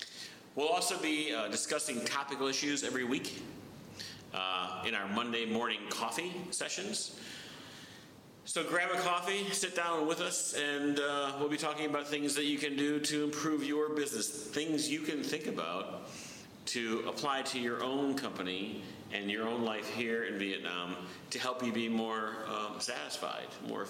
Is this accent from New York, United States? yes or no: yes; New York, United States; moved away; I'm from New York, and 25 years on Wall Street. I've spent a lot of time in Europe and all around the world traveling.